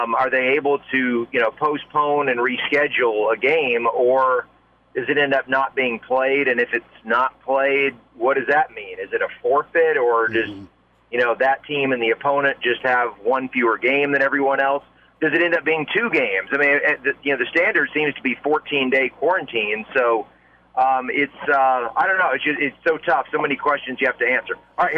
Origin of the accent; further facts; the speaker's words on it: Southington, Connecticut, United States; I'm from Southington, Connecticut.